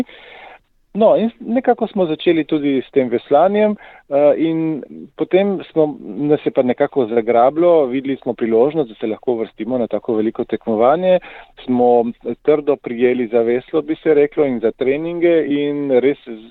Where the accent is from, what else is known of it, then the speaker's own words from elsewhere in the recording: Primorska, below Nanos, Slovenian Littoral, Slovenia; jaz prihajam iz Primorske, se pravi izpod Nanosa.